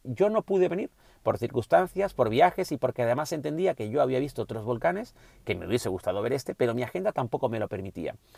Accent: Canary Islands, Spain; como canario

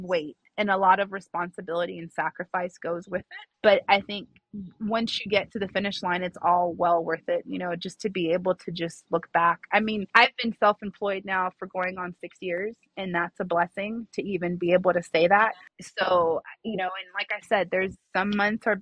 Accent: Los Angeles, California, United States; now in Las Vegas, United States; I am from California. I grew up in the San Fernando Valley, but Vegas made me.

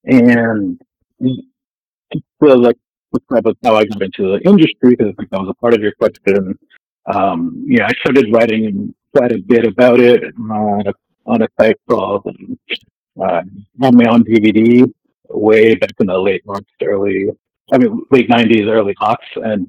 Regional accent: Japan; now in United States; So I was raised virtually in Japan. I lived there as a really young child before my family moved back to California, and was there until I was in the 20s. Then we moved back to the States.

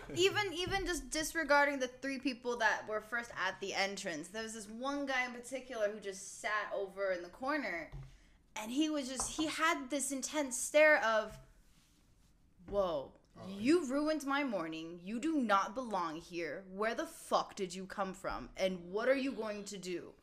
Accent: California, United States; I'm from California

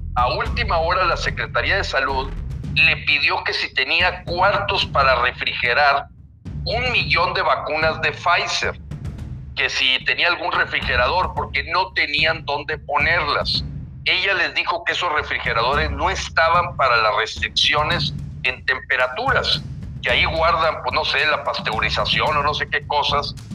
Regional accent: Mexico; así somos muchos mexicanos

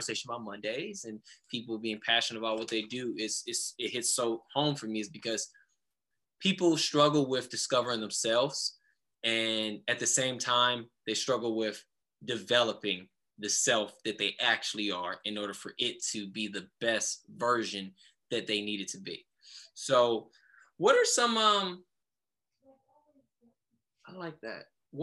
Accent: Cleveland, Ohio, United States; growing up where I grew up in Cleveland

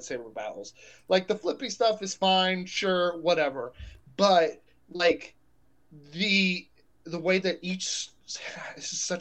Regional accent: Texas, United States; I grew up in Texas

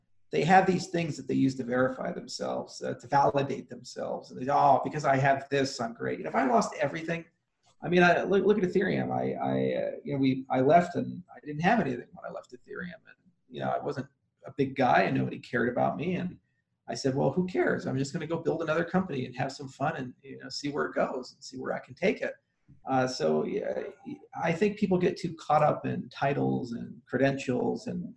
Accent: Colorado, United States; also born or lived in Maui, Hawaii; I grew up in Colorado

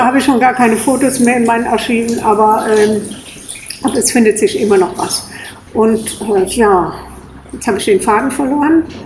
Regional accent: Brohl-Lützing, Rhineland-Palatinate, Germany; also born or lived in Kleve, North Rhine-Westphalia / Namedy; now in Koblenz, Germany; ich bin in Kleve am Niederrhein geboren. Ja. Und bin dann in Brohl am Rhein aufgewachsen

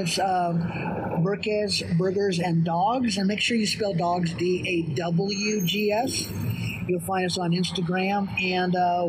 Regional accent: California, United States; moved away as an adult; now in Albuquerque, United States; I was raised around In-N-Out in California.

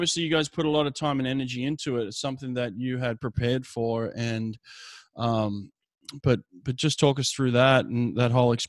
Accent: Sydney, New South Wales, Australia; I grew up in Sydney, so for me it was my hometown.

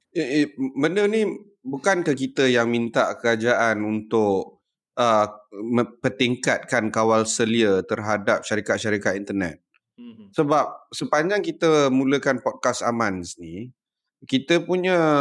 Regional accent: Johor Bahru, Johor, Malaysia; Aku ni budak Johor, aku grow uh, up tak jauh, 3 km daripada Tambak Johor, daripada Causeway

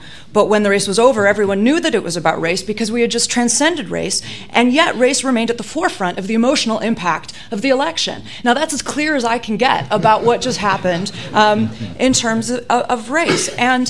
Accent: Chicago, Illinois, United States; moved away as an adult; now in London, United Kingdom; in front of my fellow Chicagoans

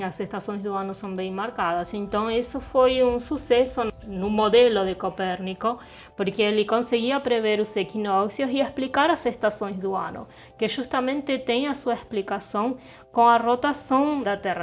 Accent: southern Argentina, Argentina; now in Brazil; eu sou do sul da Argentina

